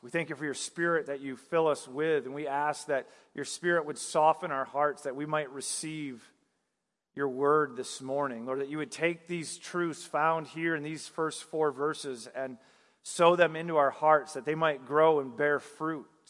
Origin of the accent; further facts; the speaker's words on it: northern Michigan, United States; moved away; also born or lived in the South (US); I, I grew up in Michigan, northern Michigan, so I saw a lot of snow growing up